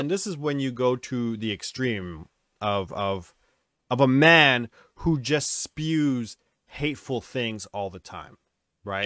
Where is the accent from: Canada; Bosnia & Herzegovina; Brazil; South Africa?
Canada; New Westminster, British Columbia; we, Dustin and I are both, uh, we're from New West. That's our hometown